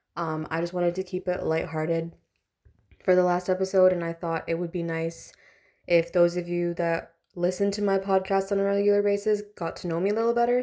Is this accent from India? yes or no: yes; India; I'm Indian